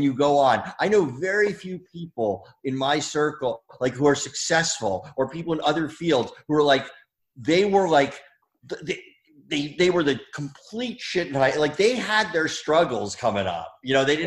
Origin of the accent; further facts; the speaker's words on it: New Jersey, United States; moved away; from my hometown in Jersey